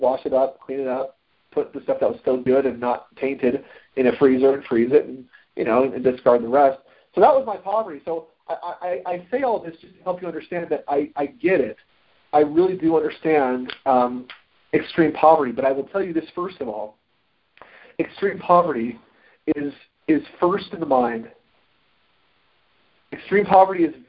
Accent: Florida, United States; also born or lived in Utah; We moved to Florida from Utah. My family, when I was about 4.5 years old

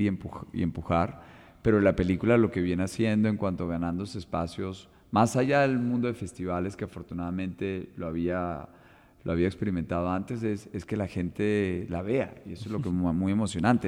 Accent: Colombia; como colombianos

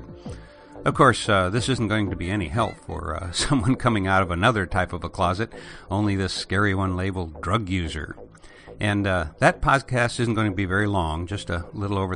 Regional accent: Illinois, United States; moved away; Illinois, my home state

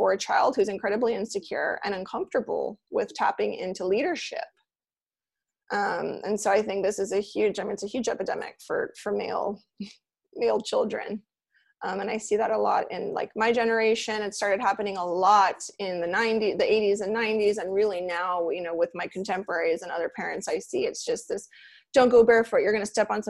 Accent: Los Angeles, California, United States; now in Miami, United States; I grew up in LA near Pasadena

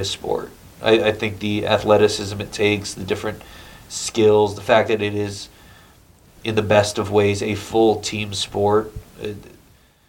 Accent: Connecticut, United States; moved away as an adult; now in New York City, United States; I grew up in Connecticut, right outside New York

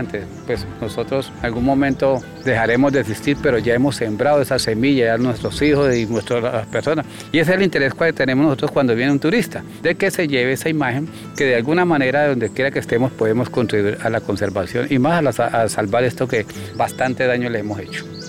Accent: La Montañita, Caquetá, Colombia; yo soy aquí del Caquetá, sí, creo aquí en el departamento de Caquetá, precisamente en el municipio de La Montañita

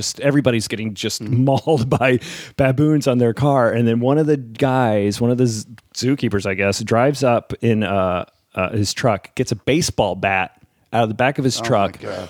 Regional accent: New Jersey, United States; also born or lived in Tennessee; I grew up in Jersey practically

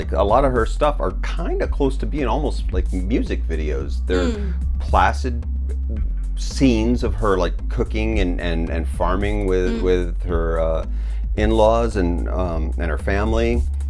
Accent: United States; now in China; as an American

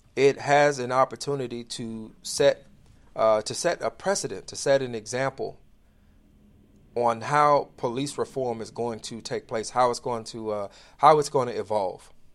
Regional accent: Inglewood, United States; I grew up in the inner city. I grew up in Inglewood

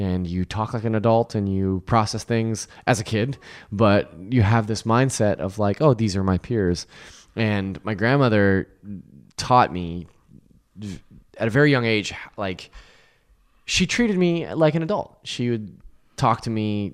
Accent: Lodi, California, United States; I grew up in Lodi, which is below, uh, Sacramento

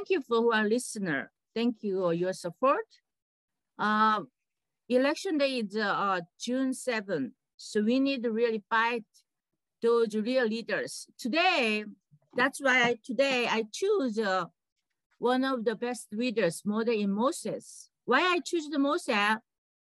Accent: South Korea; now in United States; I'm a Korean American

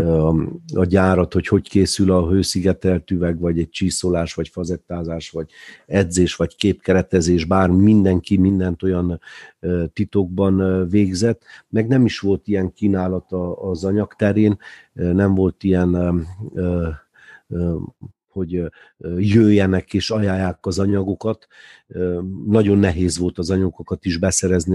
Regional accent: Târgu Mureș, Mureș County, Romania; a Tudor negyedben, ahol mi is felnőttünk

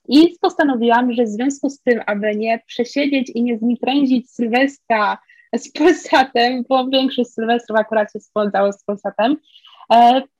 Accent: southern Poland, Poland; ja nie odkrywam, jestem z południa, drugi kraniec Polski

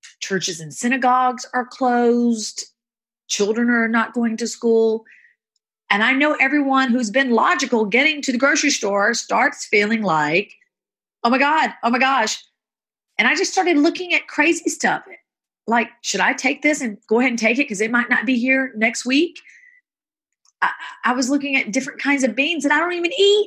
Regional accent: the South, United States; moved away as an adult; also born or lived in Hollywood Hills; growing up in the South, becoming a foster kid

